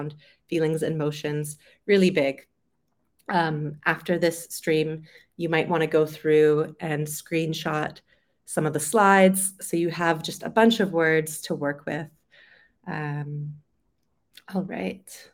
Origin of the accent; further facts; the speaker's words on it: Vancouver, British Columbia, Canada; moved away as an adult; also born or lived in London, United Kingdom; I'm originally from Vancouver on the West Coast. So I lived there most of my life, and then I moved to London in the UK.